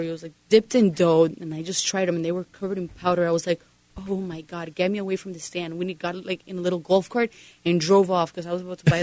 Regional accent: Sunny Isles Beach, Florida, United States; also born or lived in Bogota, Colombia; I grew up in Sunny Isles

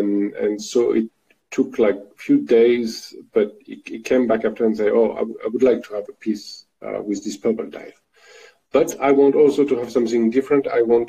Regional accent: Paris, Île-de-France, France; accent: French; English is a second language; moved away as an adult; now in Forbach, France; I was born in Paris. Okay. I've been raised there. I've been living there not all my life, but many years of my life.

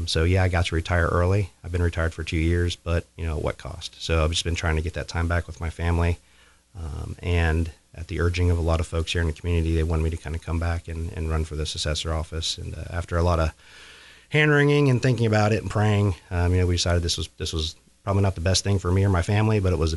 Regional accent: Johnson Township, Ripley County, Indiana, United States; moved away as an adult; also born or lived in Washington, D.C.; That's because I've been gone for 20 years. So I grew up here in Johnson Township. Went to school at South Ripley. I graduated there in 95 and went to West Point.

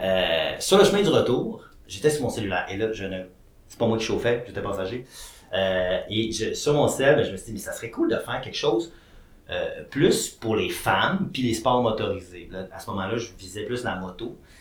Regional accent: Quebec, Canada; j'étais un petit gars originaire du Saguenay-Lac-Saint-Jean

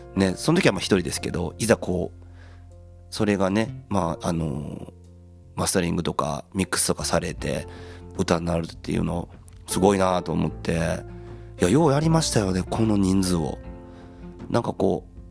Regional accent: Ise, Mie, Japan; 僕らの地元この、のね、この伊勢

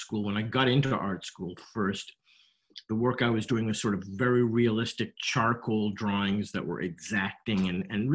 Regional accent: Montreal, Quebec, Canada; moved away as an adult; now in United States; I grew up in Montreal

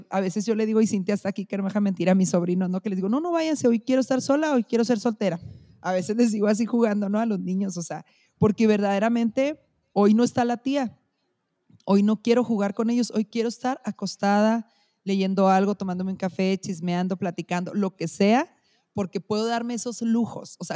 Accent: Chihuahua, Mexico; soy mexicana y soy de Chihuahua

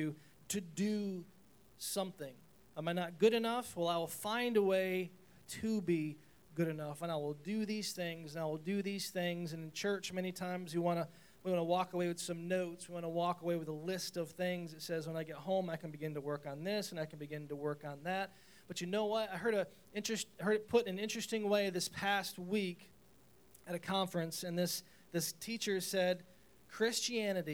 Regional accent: Chenango Forks, New York, United States; moved away as an adult; I'm moving from Shenango Forks, this little tiny town of Shenango Forks, had a graduating class of like 112

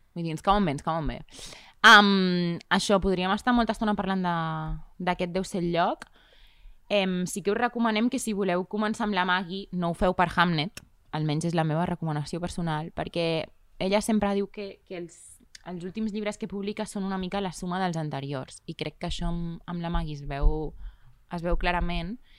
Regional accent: Riells, Catalonia, Spain; El meu poble, a Riells

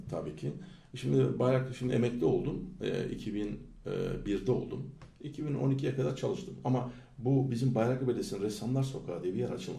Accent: İzmir, Turkey; also born or lived in Ankara; Ben Ankara doğumluyum. 67'de e, çocukluk daha ilkokul 2'de e, yarısında e, Şubat'ın valla ortalarıydı. Ankara, İz, İzmir'e geldik.

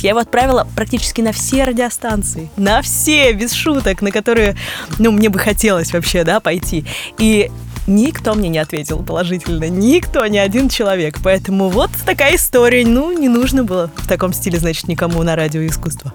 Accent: Kirov, Kirov Oblast, Russia; now in Moscow, Russia; из моего родного города Кирова

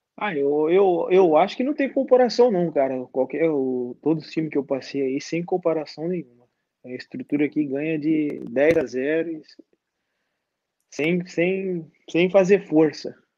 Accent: Barueri, São Paulo, Brazil; moved away as an adult; now in Tiraspol, Moldova; Barueri, na minha cidade, que me deram a oportunidade, mas tá bom, tá no meu coração aqui onde eu cresci.

